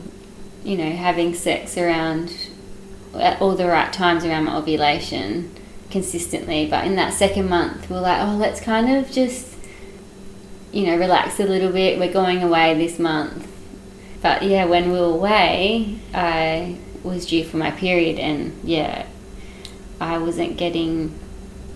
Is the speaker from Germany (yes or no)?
no; Western Australia, Australia; now in Yarra Valley, Australia; we live in the Yarra Valley. My partner's in winemaking, and we're originally from Western Australia.